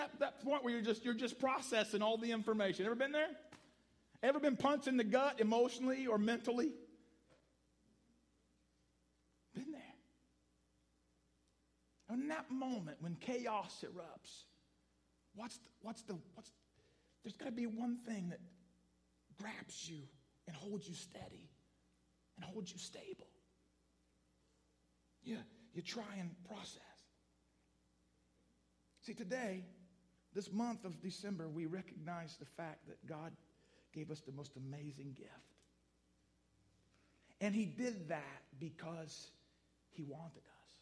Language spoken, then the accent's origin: English; Ross County, Ohio, United States; also born or lived in Florida; I'm from Ohio, grew up right here in Ross County, but I spent part of my teenage years in Florida